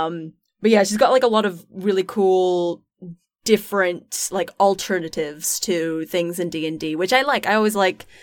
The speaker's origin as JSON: {"language": "English", "region": "Scotland", "country": "United Kingdom", "said": "I'm from Scotland"}